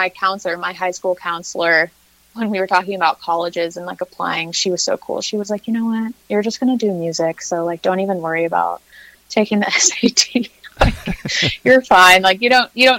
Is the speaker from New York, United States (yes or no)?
no; Ben Lomond, California, United States; moved away as an adult; now in Austin, United States; I grew up in the Santa Cruz County, in Ben Lomond, the little mountain town in the Redwoods.